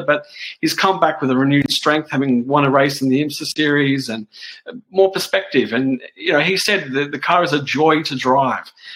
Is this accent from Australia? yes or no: yes; Australia; me as an Australian